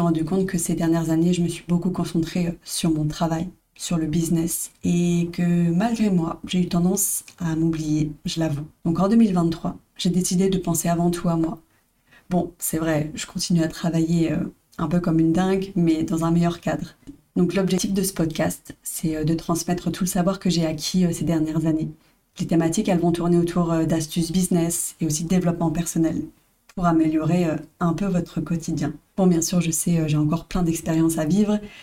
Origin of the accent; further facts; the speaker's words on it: Brest, Brittany, France; moved away as an adult; now in Bali, Indonesia; mes origines, parce que je viens de Brest